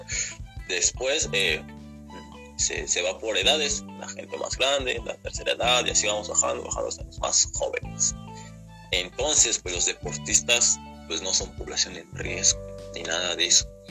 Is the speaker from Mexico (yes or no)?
yes; Mexico; en México estamos muy mal